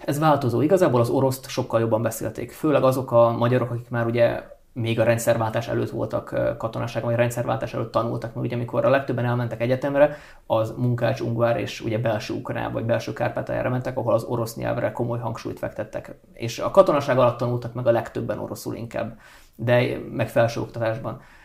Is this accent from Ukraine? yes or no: yes; Transcarpathia, Zakarpattia Oblast, Ukraine; born or raised there; first language Hungarian